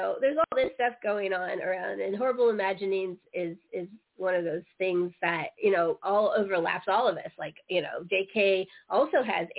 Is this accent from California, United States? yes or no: yes; San Francisco Bay Area, California, United States; also born or lived in Denver / Aurora / Blairstown; now in Maryland, United States; I lived outside in Aurora, but I'm originally from the San Francisco Bay Area, and I'm in Maryland now.